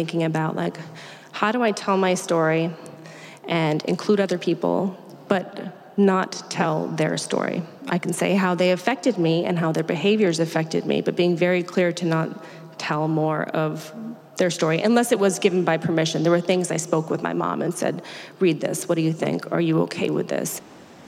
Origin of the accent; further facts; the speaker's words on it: Maine, United States; growing up in Maine, dealing with those really stark seasons